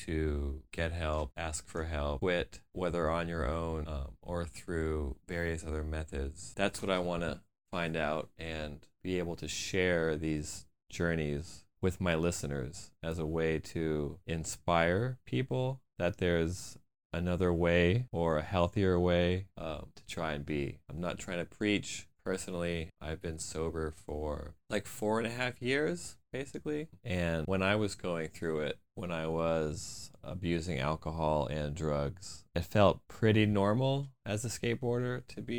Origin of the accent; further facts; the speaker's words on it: outside of the Fort Lauderdale area, Florida, United States; I'm also from Florida, outside of the Fort Lauderdale area